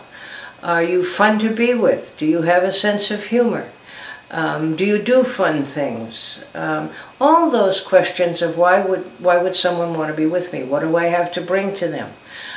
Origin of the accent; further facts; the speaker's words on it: Boston, Massachusetts, United States; I can remember when I was growing up in Boston, and maybe it's an Irishism